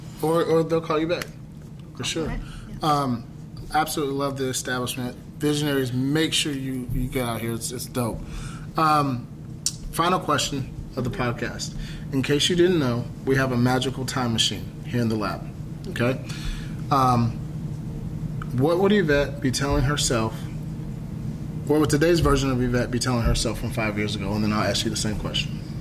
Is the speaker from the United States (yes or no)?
yes; Dallas, Texas, United States; we're from Dallas